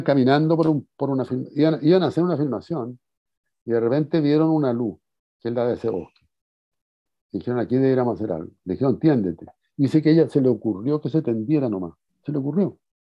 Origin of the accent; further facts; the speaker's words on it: Chile; Como buen chileno